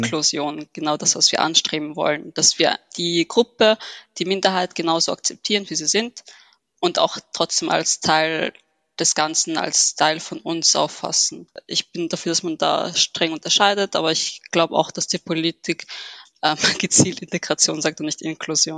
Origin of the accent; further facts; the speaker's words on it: Vienna, Austria; ich bin gebürtige Wienerin, habe Wurzeln in Ägypten